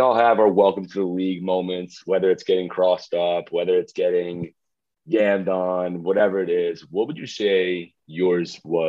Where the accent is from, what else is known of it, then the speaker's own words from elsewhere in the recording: Washington, District of Columbia, United States; my hometown, Washington Wizards